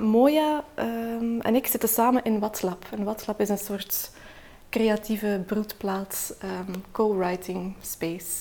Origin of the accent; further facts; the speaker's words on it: Belgium; Ik ben geboren in België, maar mijn vader woont in Turkije